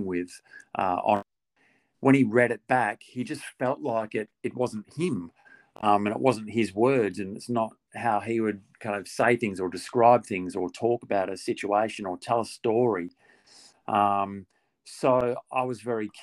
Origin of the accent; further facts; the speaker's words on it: Australia; also born or lived in Perth; now in Melbourne, Australia; me being an Aussie